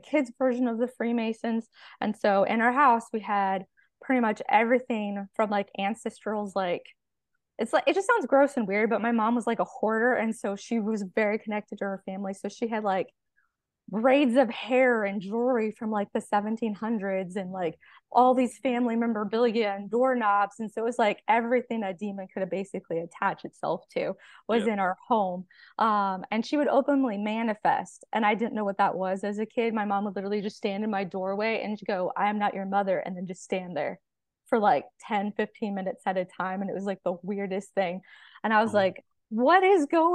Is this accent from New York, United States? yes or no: no; California, United States; moved away as an adult; now in Arkansas, United States; I'm originally from California. I was born and raised there.